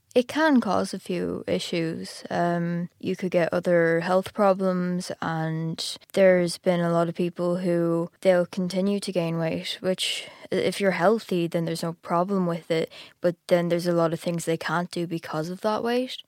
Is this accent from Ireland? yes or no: yes; Ireland; I'm from Ireland, and I'm fourteen